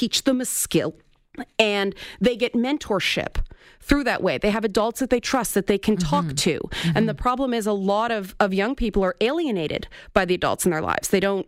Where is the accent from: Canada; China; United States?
Canada; Toronto, Ontario; I grew up in the Jane Finch neighborhood of Toronto.